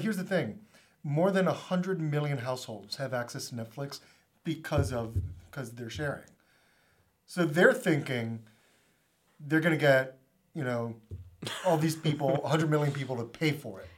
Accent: Florida, United States; growing up in Florida, we would take a couple road trips to Saint Augustine, Florida

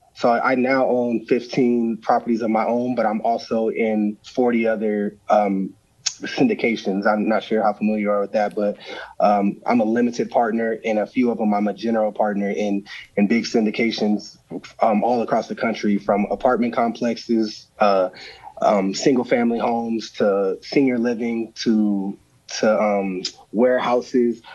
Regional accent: Arizona, United States; get to play home in my hometown

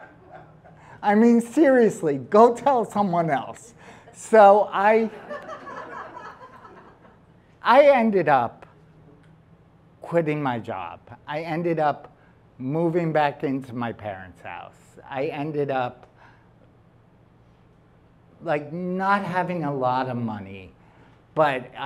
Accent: New York City, New York, United States; she met me in Staten Island because that's where I'm from

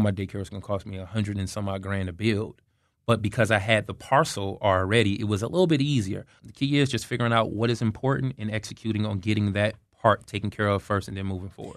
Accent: Detroit, Michigan, United States; moved away; also born or lived in Atlanta, Georgia / Tallahassee, Florida; So originally I'm from Detroit, Michigan, but um, I'm a transplant from Atlanta, Georgia.

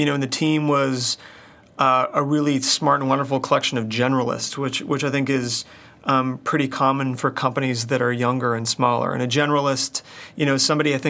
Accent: United States; Grew up in Washington

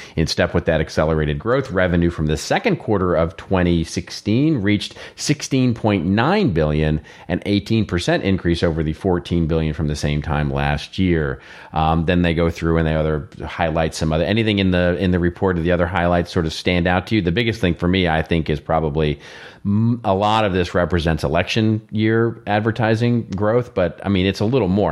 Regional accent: Texas, United States; I'm from Texas

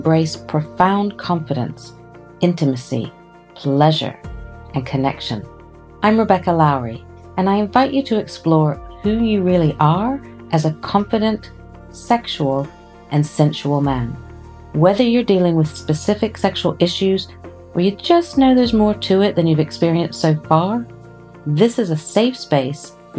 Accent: United States; now in United Kingdom; I'm in the UK. Mm-hmm. I'm from America.

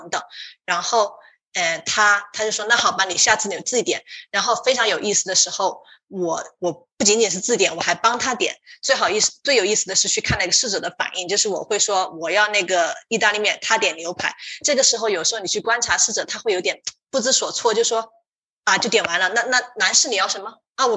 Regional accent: Sichuan, China; moved away as an adult; now in United States; 让我想起了我们老家，就是呃老家四川的一个景色。

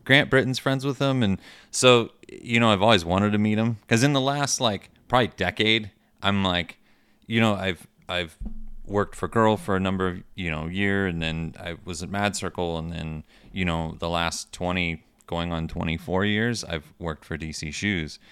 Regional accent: Michigan, United States; moved away as an adult; also born or lived in Steubenville, Ohio / Richmond; growing up in Michigan

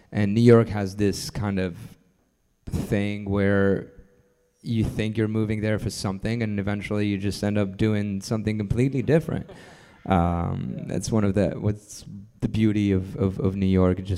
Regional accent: Lebanon; born there; I was born in Lebanon um, in in the early '80s uh, during a uh, pretty pretty big civil war.

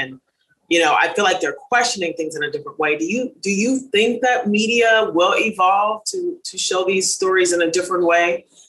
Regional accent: Minneapolis, Minnesota, United States; my hometown in Minneapolis

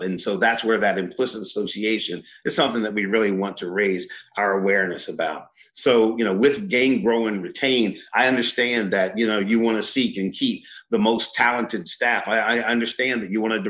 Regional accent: Eastern Shore of Maryland, United States; I grew up on the Eastern Shore of Maryland

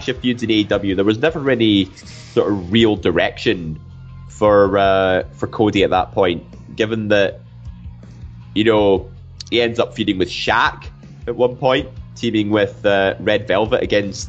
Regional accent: Scotland, United Kingdom; we're Scottish.

